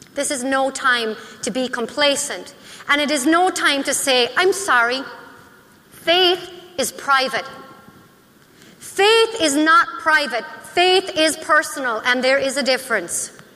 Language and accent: English; Ireland; now in United States; I am Irish